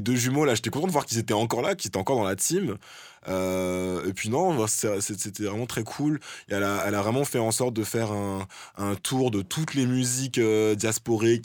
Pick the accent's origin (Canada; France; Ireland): France; en tant que Français